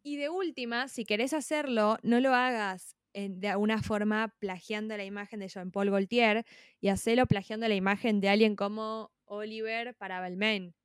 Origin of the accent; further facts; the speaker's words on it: Argentina; como argentina